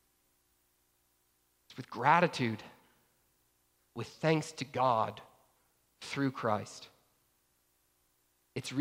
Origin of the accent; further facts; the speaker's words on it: Georgia, United States; I grew up in Georgia